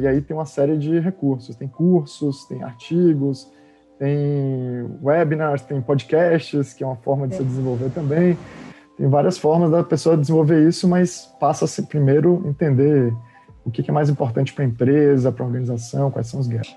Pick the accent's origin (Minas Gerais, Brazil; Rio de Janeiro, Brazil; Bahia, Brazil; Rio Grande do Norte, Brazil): Bahia, Brazil; Salvador; moved away as an adult; also born or lived in Campinas; eu nasci na Bahia, então saí de Salvador quando tinha 18 anos.